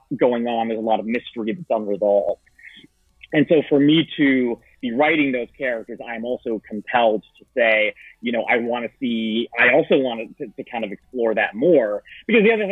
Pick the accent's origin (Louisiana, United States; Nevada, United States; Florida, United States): Florida, United States; I'm from Florida